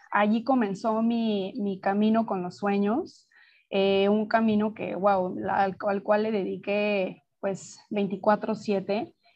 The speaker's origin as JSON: {"language": "Spanish", "region": "Mexico City", "country": "Mexico", "tie": "born or raised there", "moved": "as an adult", "lives_now": "Playa del Carmen, Mexico", "said": "yo soy mexicana, nací en, la Ciudad de México y vivo en Playa del Carmen desde hace ya siete años y medio"}